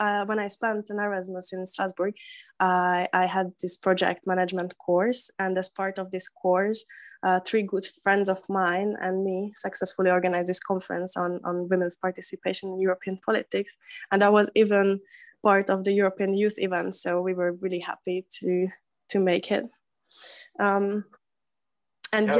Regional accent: Hungary; from Hungary

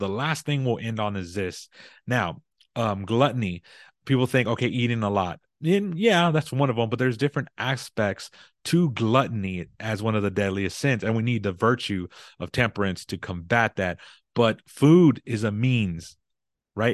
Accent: Texas, United States; I'm in Texas. I'm from Texas, so we're big on barbecue

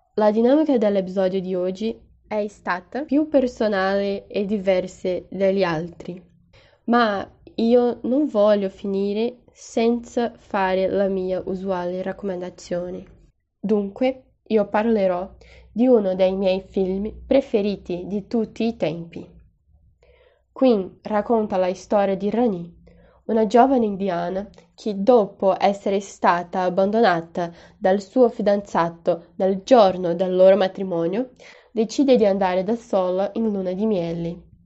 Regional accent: Juiz de Fora, Minas Gerais, Brazil; Italian is a second language; also born or lived in Ibitipoca; Juiz de Fora. Non solo perché è dove io sono nata e cresciuta, ma perché è la città dove, avendo l'opportunità di andar via, io ho scelto rimanere.

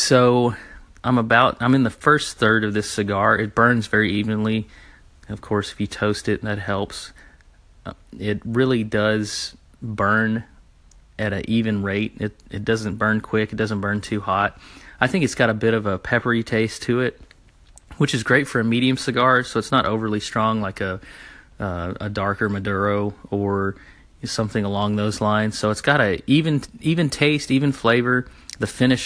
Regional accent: the South, United States; I'm from the South.

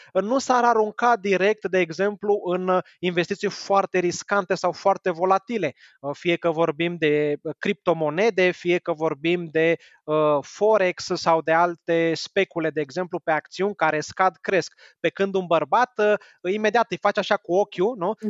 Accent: Romania

